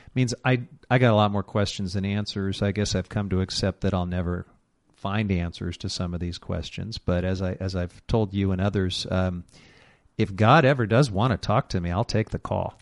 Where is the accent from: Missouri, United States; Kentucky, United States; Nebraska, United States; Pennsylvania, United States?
Missouri, United States; a conservative Republican from the state of Missouri, my home state